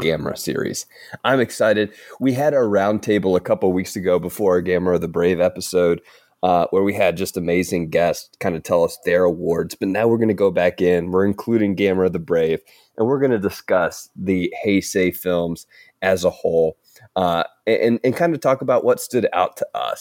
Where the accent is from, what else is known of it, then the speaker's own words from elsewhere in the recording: the South, United States; accent: Southern; I could butcher a Southern accent because I'm from the South.